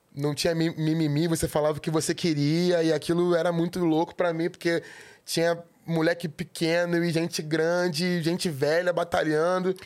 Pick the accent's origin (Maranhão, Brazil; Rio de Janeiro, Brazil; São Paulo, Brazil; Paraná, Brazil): Rio de Janeiro, Brazil; eu nasci no centro do Rio